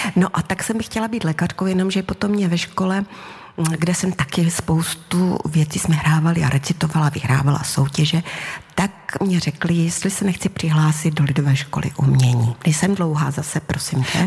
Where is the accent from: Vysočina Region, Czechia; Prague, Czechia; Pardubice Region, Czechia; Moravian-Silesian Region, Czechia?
Moravian-Silesian Region, Czechia; Havířov; moved away as an adult; also born or lived in Karviná; now in Olomouc, Czech Republic; tam jsem žila do 23 let. A prostě já tím srdcem jsem pořád ta havířovačka